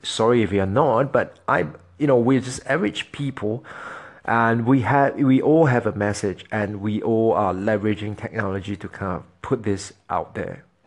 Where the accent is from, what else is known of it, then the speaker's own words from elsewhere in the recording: Singapore; moved away as an adult; I am formerly, I am originally from Singapore. I'm from Singapore